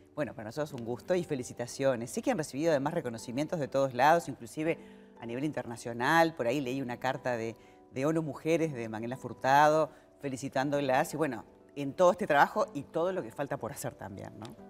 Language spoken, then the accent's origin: Spanish; Uruguay